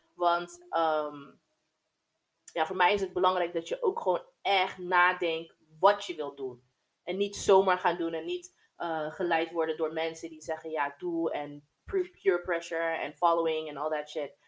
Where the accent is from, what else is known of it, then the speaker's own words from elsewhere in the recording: United States; also born or lived in Germany; now in Netherlands; opgegroeid, ja. Ik ben eigenlijk geboren in Amer-, Amerikaanse basis in Duitsland